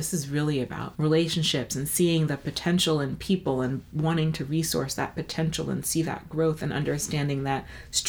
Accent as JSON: {"language": "English", "town": "New York City", "region": "New York", "country": "United States", "tie": "born or raised there", "said": "I grew up in New York, in Brooklyn to be exact, the best borough of the city"}